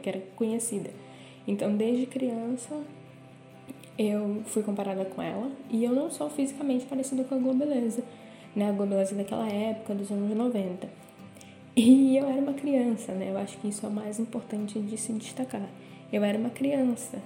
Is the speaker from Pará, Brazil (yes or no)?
yes; Belém, Pará, Brazil; moved away as an adult; now in Porto, Portugal; eu sou de Belém do Pará, mas moro no Porto, em Portugal, faz mais ou menos uns 4 anos